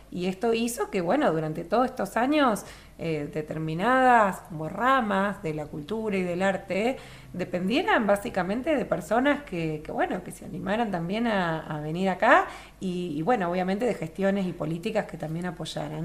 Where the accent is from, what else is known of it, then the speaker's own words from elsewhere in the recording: Río Gallegos, Santa Cruz, Argentina; also born or lived in Buenos Aires; no nací en, Río Gallegos, nací en Capital, pero al año se vinieron acá a instalar mis papás y hice toda mi formación en, Río Gallegos